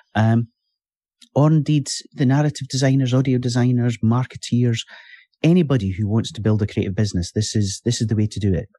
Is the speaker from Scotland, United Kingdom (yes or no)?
yes; Fife, Scotland, United Kingdom; I'm from Fife